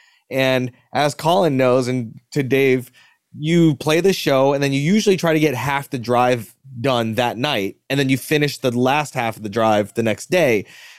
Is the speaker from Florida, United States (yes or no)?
yes; Pensacola, Florida, United States; also born or lived in Alabama; I was born in Alabama. Speaking of Alabama, on base, and then we moved to Pensacola, Whiting Air Force or Whiting Navy Base.